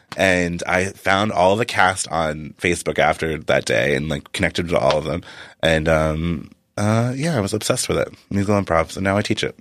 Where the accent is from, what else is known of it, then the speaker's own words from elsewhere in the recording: Arkansas, United States; moved away as an adult; also born or lived in Massachusetts; I was from Arkansas